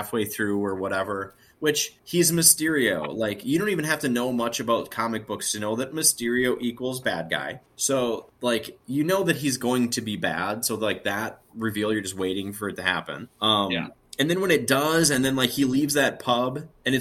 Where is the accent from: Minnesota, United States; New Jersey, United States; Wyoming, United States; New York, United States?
Minnesota, United States; Andover; I'm from Andover, Minnesota